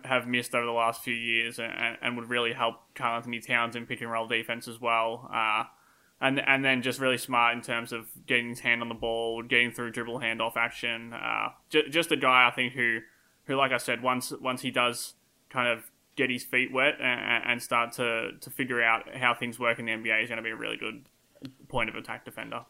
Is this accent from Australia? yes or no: yes; Australia; accent: Australian; my Australian accent